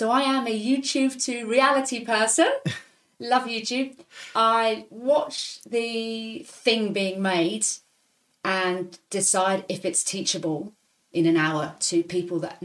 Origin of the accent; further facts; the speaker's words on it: Hong Kong; moved away; also born or lived in Leicester, United Kingdom / London, United Kingdom; I grew up in Hong Kong